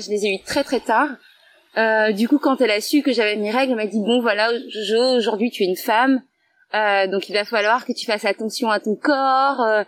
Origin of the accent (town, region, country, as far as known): Guadeloupe